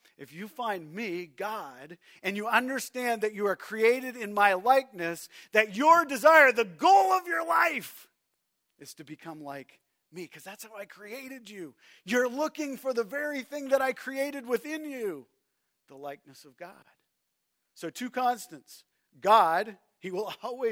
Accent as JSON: {"language": "English", "country": "Canada", "said": "I'm a Canadian"}